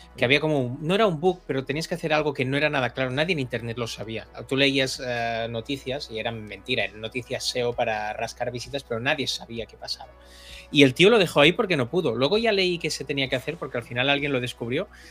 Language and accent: Spanish; Catalonia, Spain; los catalanes